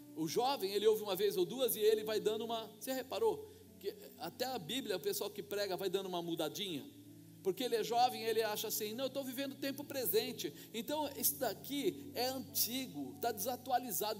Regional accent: Brazil; como nós brasileiros costumamos fazer

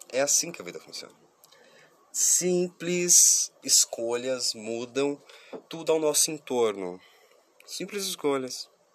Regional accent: Curitiba, Paraná, Brazil; eu sou de Curitiba

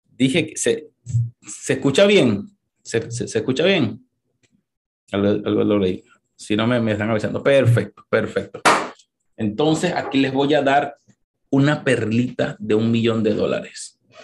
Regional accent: Venezuela; now in United States; los que somos venezolanos

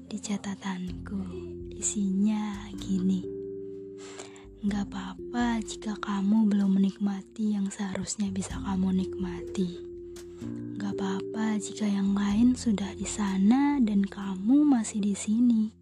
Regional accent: Sumatra, Indonesia; Dulu waktu SMA aku selalu ingin kuliah di Pulau Jawa karena aku sendiri berasal dari Pulau Sumatera.

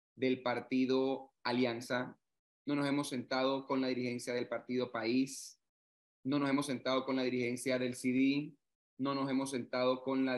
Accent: Panama; que somos todos los panameños

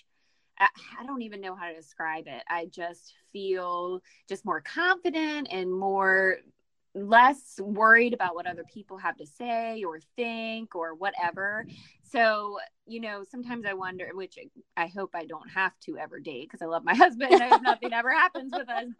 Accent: St. Mary's County, Southern Maryland, United States; I'm originally from St. Mary's County

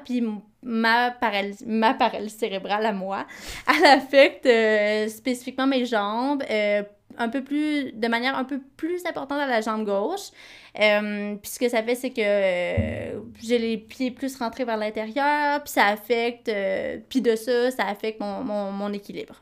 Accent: Quebec, Canada; j'ai grandi au Québec

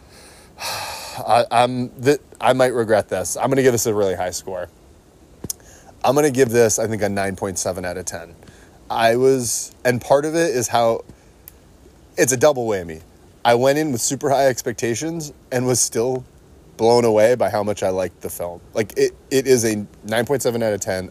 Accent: United States; as an American, um, uh, obviously as an American historian

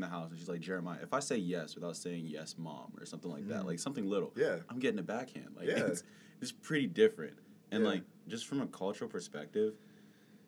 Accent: United States; American by, like, birthplace

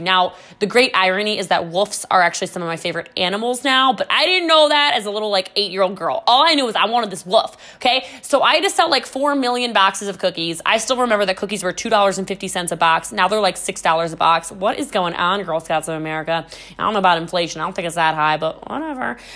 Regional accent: Maryland, United States; was born and raised in Maryland

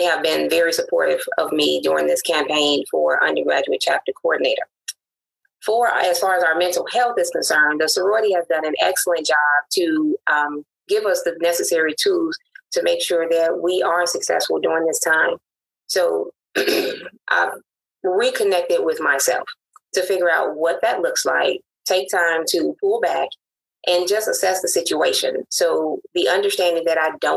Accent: Chicago, Illinois, United States; moved away as an adult; also born or lived in Jackson, Tennessee; I am originally from Chicago, born and bred

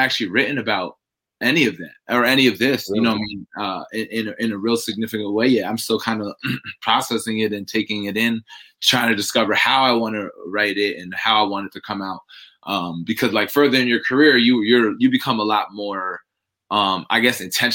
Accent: New York, United States; moved away as an adult; also born or lived in Germany; now in Tampa, United States; I came from New York, where I kind of grew up, where I was raised. But I was actually born in Germany.

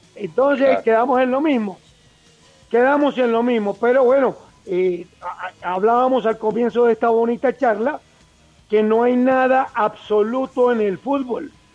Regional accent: Colombia; yo como colombiano

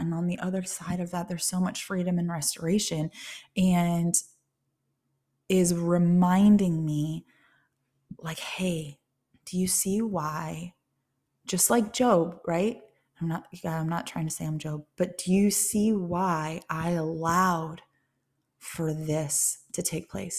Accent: Ohio, United States; moved away; also born or lived in Tennessee; relocating out of state and back to Ohio, um, where I'm originally from Ohio

